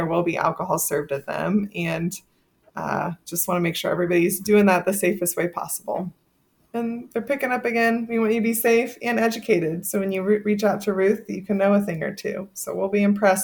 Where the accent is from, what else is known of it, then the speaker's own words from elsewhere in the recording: Texas, United States; I'm from Texas